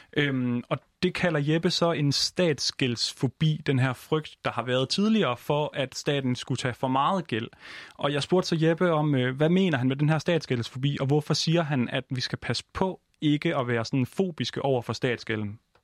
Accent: Denmark; now in Copenhagen, Denmark; jeg er jo jyde, så hele min familie er i, øh, i Jylland, og jeg selv sidder i København

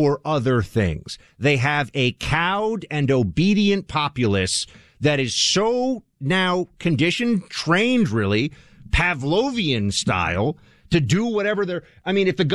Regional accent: New York City, New York, United States; in my hometown, in my own city

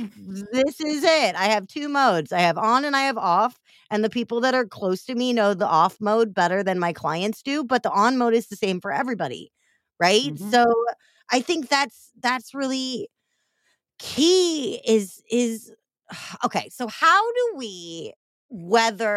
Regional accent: Missouri, United States; I'm from the fake South, AKA Missouri

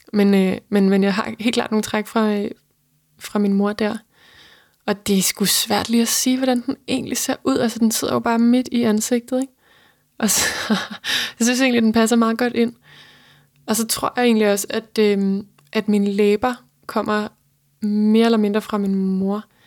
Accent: between Holbæk and Roskilde, Zealand, Denmark; jeg voksede op på Midtjylland, mellem Holbæk og Roskilde

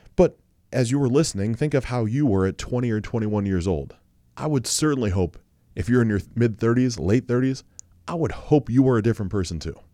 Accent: Ohio, United States; I'm from Ohio

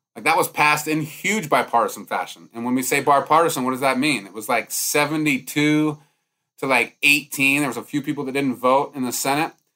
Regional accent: Montana, United States; I'm growing up in Montana

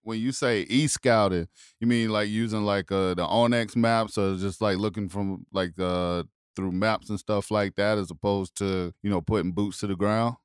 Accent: South Carolina, United States; where I grew up in South Carolina

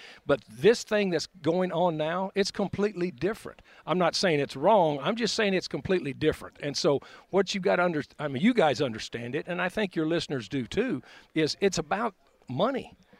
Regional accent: Snyder, Texas, United States; I grew up in Snyder, Texas. It's a small town

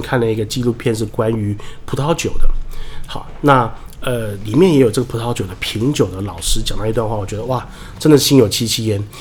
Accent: Taiwan; 我们台湾人

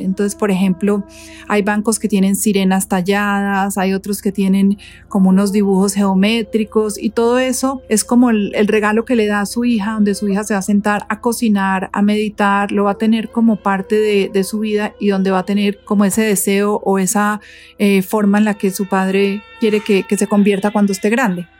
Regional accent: Colombia; Yo soy de Colombia

